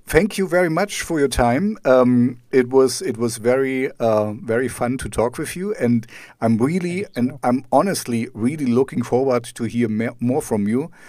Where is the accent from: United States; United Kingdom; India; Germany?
Germany; East Germany; I grew up in East Germany, so behind the Iron Curtain